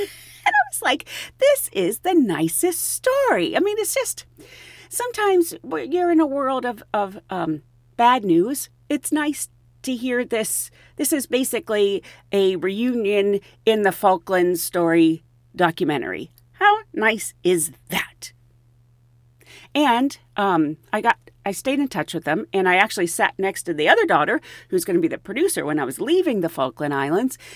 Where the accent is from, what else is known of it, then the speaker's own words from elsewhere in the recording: Pennsylvania, United States; I grew up in Pennsylvania